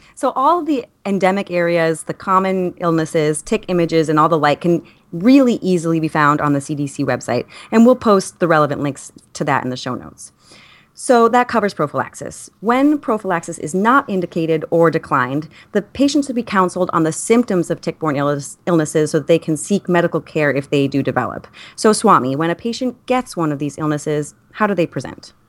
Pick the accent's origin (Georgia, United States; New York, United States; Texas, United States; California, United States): New York, United States; I, as a New Yorker